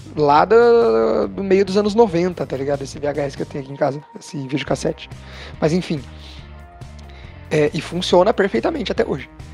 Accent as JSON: {"language": "Portuguese", "country": "Brazil", "said": "somos brasileiros"}